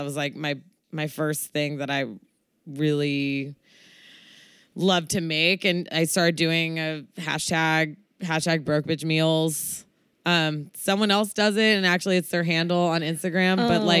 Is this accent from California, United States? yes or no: yes; Oakland, California, United States; growing up in Oakland and in the Bay Area. So heavy, heavy Asian influence.